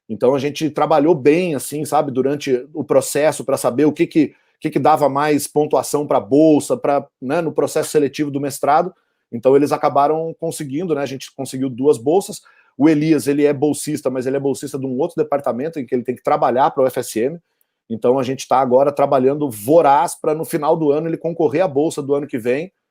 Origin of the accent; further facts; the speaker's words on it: Portugal; perguntou onde você nasceu. Ah, eu sou português.